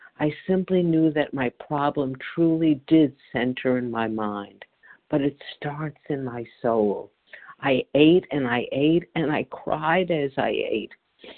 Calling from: Chile, New Jersey, United States; I'm calling from Chile, New Jersey.

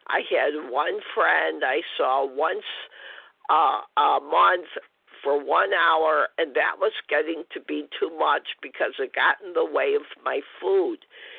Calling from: Illinois, United States; And I'm from Illinois.

